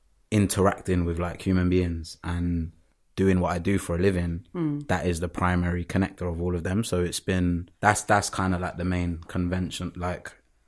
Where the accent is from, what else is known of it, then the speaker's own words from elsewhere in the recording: London, United Kingdom; also born or lived in Dudley, West Midlands; Was first born in Dudley, up in the West Midlands. And then from there moved due to the failing of the relationship between my mum and my dad to South London when I was really young. Moved around a bit in South Lond